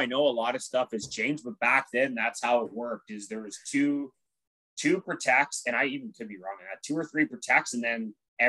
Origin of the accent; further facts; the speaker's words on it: Stittsville, Ontario, Canada; Yes. Yes. It's in the city of Ottawa. It's about 20 minutes from actual like downtown Ottawa.